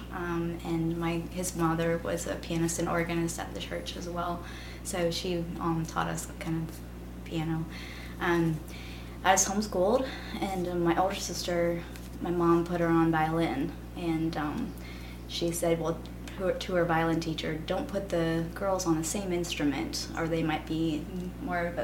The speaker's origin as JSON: {"language": "English", "town": "Pullman", "region": "Washington", "country": "United States", "moved": "as an adult", "lives_now": "Starkville, United States", "said": "I'm from Pullman, Washington"}